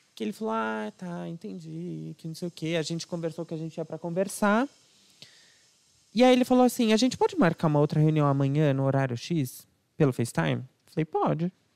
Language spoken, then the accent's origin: Portuguese; São Paulo, Brazil; also born or lived in Alphaville; Eu fui nascido, criado, crescido aqui em São Paulo, até o meio da minha adolescência, mais ou menos.